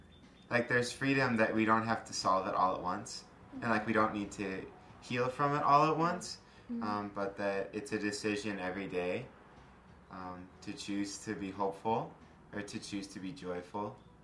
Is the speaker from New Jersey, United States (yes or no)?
no; Chicago, Illinois, United States; I'm from Chicago.